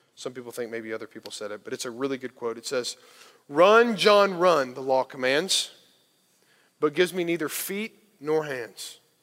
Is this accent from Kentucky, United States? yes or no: yes; Kentucky, United States; growing up in Kentucky